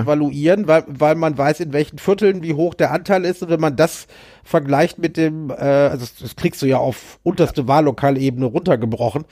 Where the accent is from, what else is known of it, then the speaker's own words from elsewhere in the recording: Berlin, Germany; bei uns in Berlin